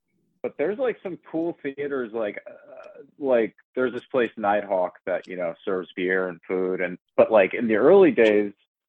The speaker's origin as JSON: {"language": "English", "area": "Long Island", "region": "New York", "country": "United States", "tie": "born or raised there", "lives_now": "Queens, United States", "said": "we're both from Long Island. I live in Queens, and, like, even, like, growing up on Long Island"}